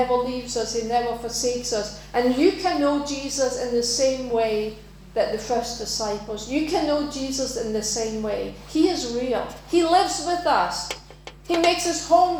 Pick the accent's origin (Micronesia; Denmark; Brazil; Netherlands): Denmark; now in United Kingdom; go back to my home country and live there for a while